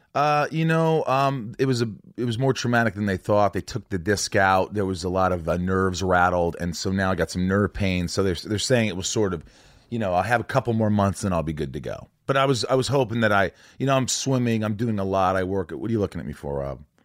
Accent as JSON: {"language": "English", "region": "Indiana", "country": "United States"}